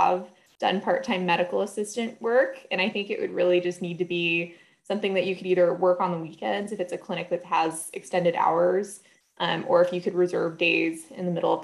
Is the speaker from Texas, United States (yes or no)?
no; Los Gatos, California, United States; I grew up in Los Gatos, California, went to Los Gatos High